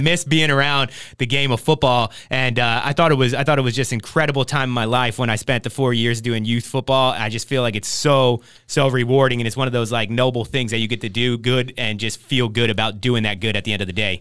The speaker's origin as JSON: {"language": "English", "region": "New Jersey", "country": "United States", "tie": "born or raised there", "moved": "yes", "lives_now": "Oxnard, United States", "said": "I grew up in New Jersey playing football in New Jersey"}